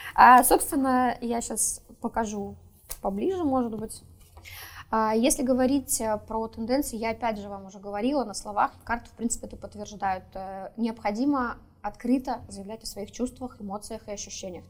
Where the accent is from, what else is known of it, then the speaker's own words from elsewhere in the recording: Saint Petersburg, Russia; Я сама из Петербурга